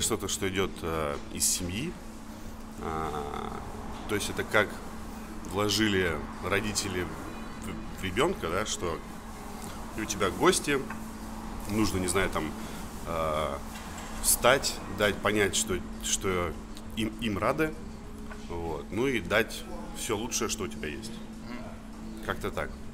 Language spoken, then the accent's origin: Russian; Saint Petersburg, Russia; now in Moscow, Russia; Я сам из Петербурга